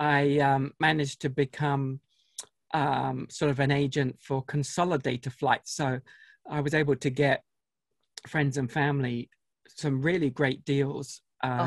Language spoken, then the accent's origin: English; United Kingdom; now in Salt Lake City, United States; From across the pond originally